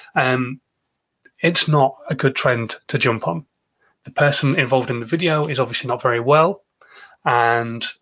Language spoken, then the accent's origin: English; Yorkshire and the Humber, United Kingdom; now in Andover, United Kingdom; I am a Yorkshireman